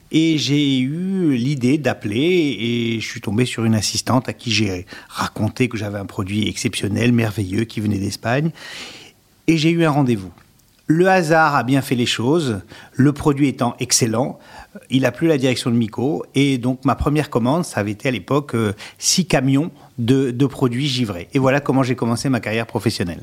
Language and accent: French; Sarcelles, Île-de-France, France; je suis né à Sarcelles dans le Val d'Oise et comme dans ma grande jeunesse, euh, il fallait savoir se défendre